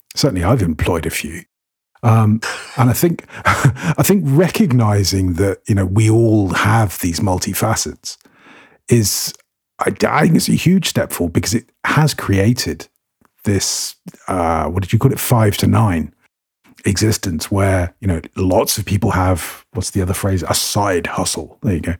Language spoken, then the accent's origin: English; United Kingdom; moved away as an adult; now in Cyprus; I'm British, um, by which I mean all of it. Um, I'm part Scots, part Irish, part Welsh, and part English